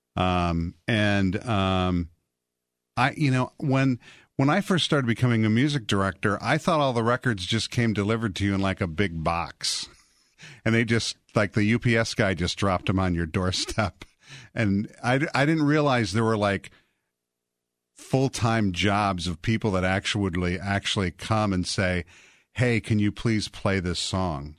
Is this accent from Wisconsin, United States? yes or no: yes; Portage, Wisconsin, United States; I grew up in a town called Portage, Wisconsin.